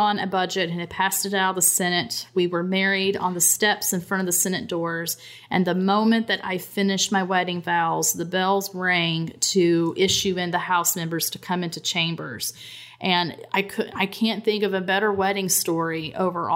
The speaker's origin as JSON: {"language": "English", "region": "Southern West Virginia", "country": "United States", "also_born_or_lived": "Charleston, West Virginia", "moved": "yes", "said": "I'm originally from Southern West Virginia"}